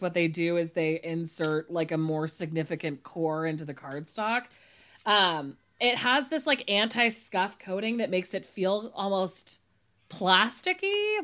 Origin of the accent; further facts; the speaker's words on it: Monterey County, California, United States; I'm from Monterey County